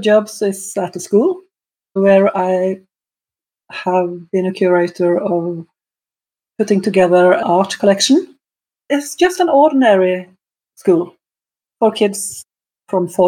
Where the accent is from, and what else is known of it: Norway